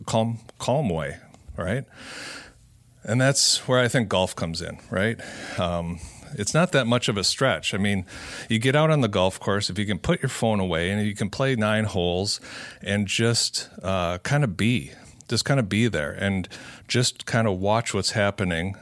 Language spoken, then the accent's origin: English; Cedarburg, Wisconsin, United States; broadcasting out of Cedarburg Public Library, uh, my hometown.